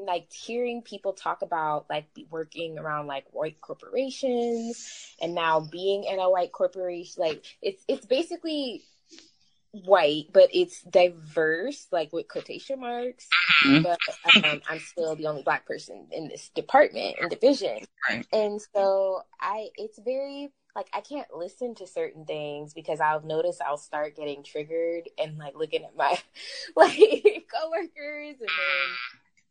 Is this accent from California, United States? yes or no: yes; Stockton, California, United States; now in Sacramento, United States; I'm originally from Stockton, California